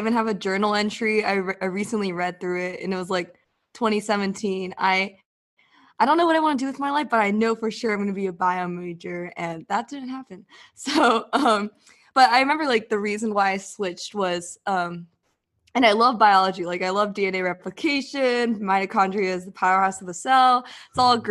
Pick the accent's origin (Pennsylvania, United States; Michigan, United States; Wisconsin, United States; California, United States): California, United States; Southern; I'm from Southern California